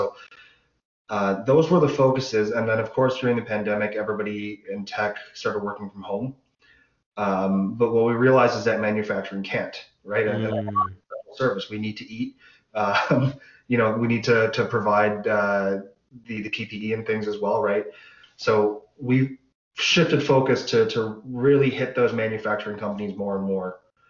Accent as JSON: {"language": "English", "town": "Pickering", "region": "Ontario", "country": "Canada", "tie": "born or raised there", "said": "We grew up together in Pickering."}